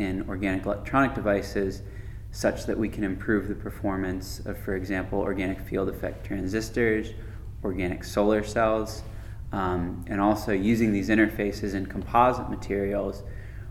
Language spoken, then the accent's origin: English; North Carolina, United States; moved away as an adult; also born or lived in California / Saudi Arabia; now in Lexington, United States; I'm from North Carolina